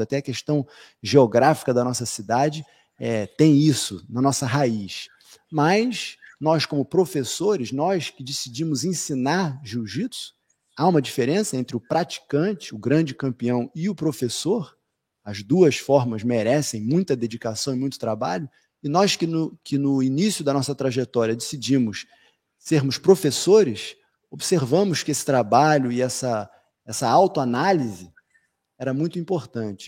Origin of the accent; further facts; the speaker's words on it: Rio de Janeiro, Brazil; nós que somos cariocas do Rio de Janeiro